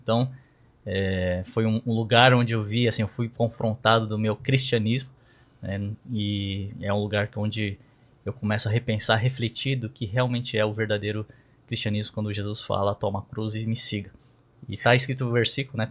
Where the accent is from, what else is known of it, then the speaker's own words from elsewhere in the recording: São Paulo, Brazil; de São Paulo, paulista paulistano